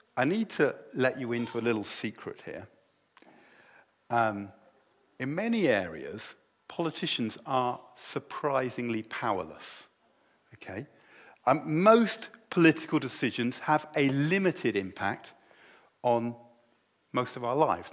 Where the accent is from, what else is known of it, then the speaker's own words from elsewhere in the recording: United Kingdom; My identity is no longer primarily that I am British, although I am and I love